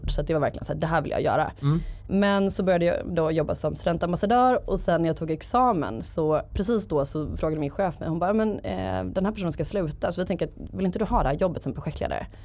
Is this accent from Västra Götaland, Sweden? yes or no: yes; Gothenburg, Västra Götaland, Sweden; Eh, och min dröm var att bli copywriter på någon byrå i Stockholm. Jag är från Göteborg.